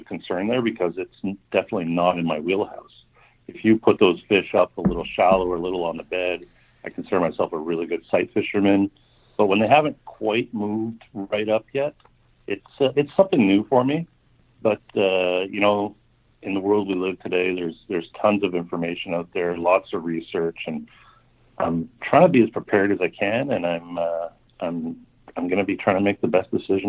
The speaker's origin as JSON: {"language": "English", "country": "Canada", "tie": "born or raised there", "said": "Growing up in Canada here"}